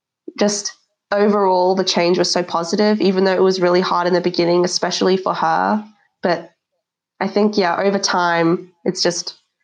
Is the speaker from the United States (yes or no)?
no; Australia; also born or lived in South Africa; Especially, I think growing up in Australia, I've kind of learned different values that I would have learned in South Africa.